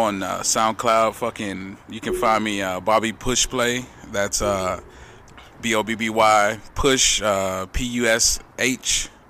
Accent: Atlanta, Georgia, United States; also born or lived in Charleston, South Carolina; I grew up in Atlanta. I was born in South Carolina. I was born in Charleston, South Carolina.

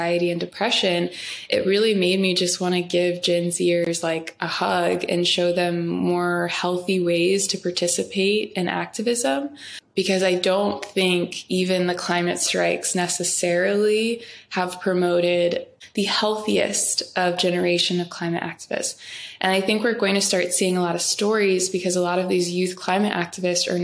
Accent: Ferguson, Missouri, United States; my hometown in Ferguson

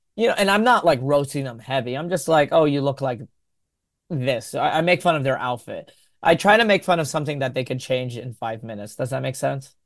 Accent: Texas, United States; a Yemeni American growing up in Texas

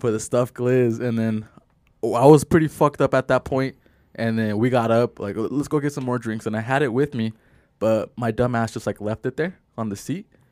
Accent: Simi Valley, California, United States; we're from Simi Valley.

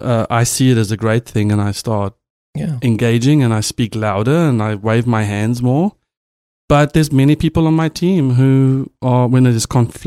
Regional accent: South Africa; As a South African CTO, I had a team of mostly Americans, and we were a young startup.

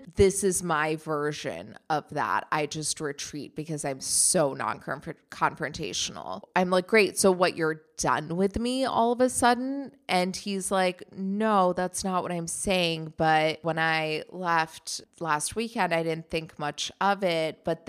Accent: Germany; You know, even though he grew up in Germany, I grew up in Germany, and we have that in common. At the same time, I am very much American.

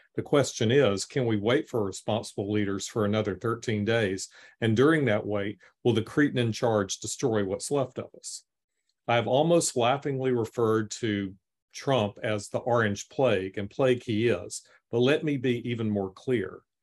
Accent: the South, United States; growing up in the South as in a mixed Jewish Christian home

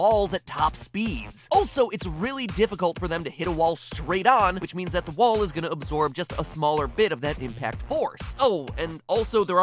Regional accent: United States; I'm American

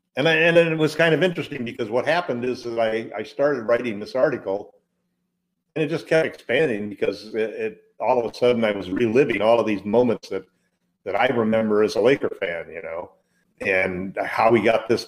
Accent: Midwest, United States; moved away; also born or lived in Southern California; I grew up in the Midwest and moved to Southern California in the 50s.

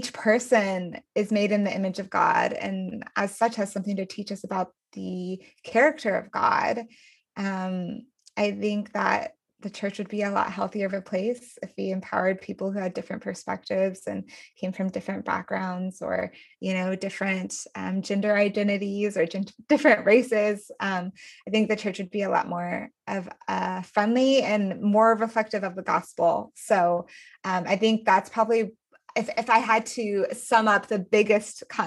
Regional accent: Denver, Colorado, United States; I am from Denver

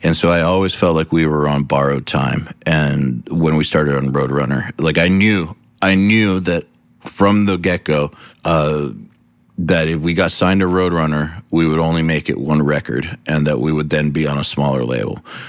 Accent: United States; being an American

